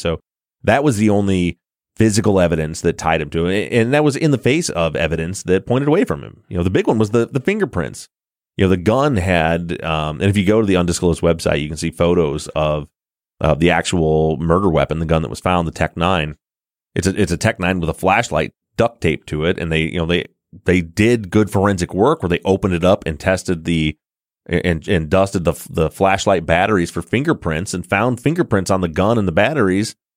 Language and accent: English; Michigan, United States; we're from the Midwest in Michigan